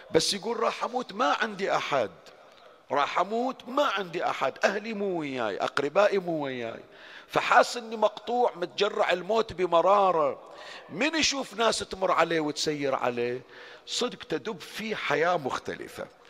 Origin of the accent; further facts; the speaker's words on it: Bahrain; عندنا بالبحرين